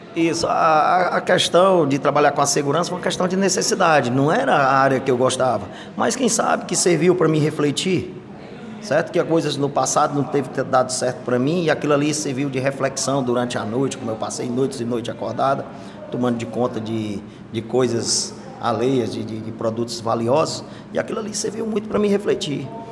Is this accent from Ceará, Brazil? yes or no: yes; Crateús, Ceará, Brazil; na minha infância, lá em Crateús, na localidade chamada Vitor, Fazenda Vitor, lá do meu pai, é, eu cheguei lá na idade de sete anos